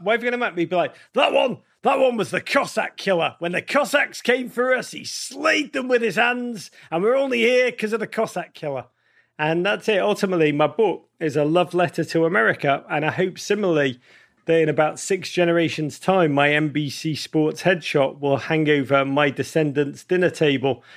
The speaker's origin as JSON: {"language": "English", "town": "Liverpool", "region": "North West England", "country": "United Kingdom", "tie": "born or raised there", "said": "I grew up in Liverpool"}